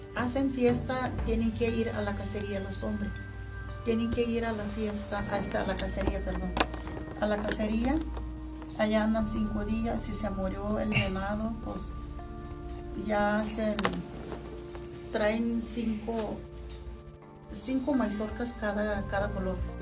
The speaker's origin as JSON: {"language": "Spanish", "region": "Nayarit", "country": "Mexico", "tie": "born or raised there", "moved": "as an adult", "lives_now": "Durango, Mexico", "said": "Por eso yo abandoné mi tierra."}